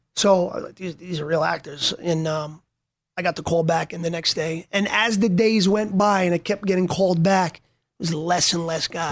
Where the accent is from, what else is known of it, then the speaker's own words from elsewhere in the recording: Yonkers, New York, United States; growing up in Yonkers